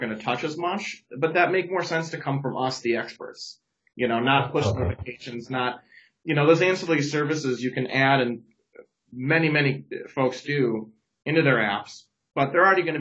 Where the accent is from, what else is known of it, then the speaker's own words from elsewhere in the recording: Chicago, Illinois, United States; also born or lived in Seattle; now in Madison, United States; I'm originally from the Chicago area